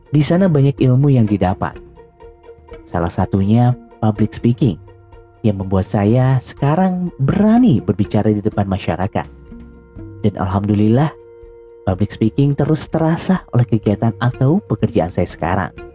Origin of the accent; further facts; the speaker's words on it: Padalarang, West Java, Indonesia; saya asli dari Jawa Barat, Indonesia. Tepatnya di Padalarang, Kabupaten Bandung Barat